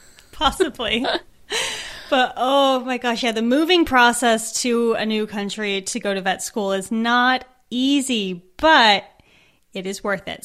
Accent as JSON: {"language": "English", "country": "United States", "also_born_or_lived": "Edinburgh, Scotland", "moved": "as an adult", "said": "I live here, but I'm from America"}